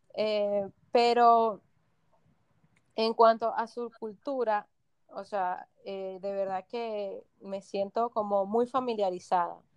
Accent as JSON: {"language": "Spanish", "country": "Venezuela", "moved": "as an adult", "lives_now": "Punta Cana, Dominican Republic", "said": "nosotros somos dos chicas venezolanas que decidimos emigrar hace un tiempo"}